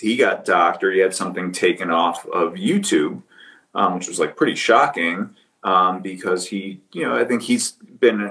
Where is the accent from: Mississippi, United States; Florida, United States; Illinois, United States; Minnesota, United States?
Illinois, United States; Skokie; I was born in Skokie.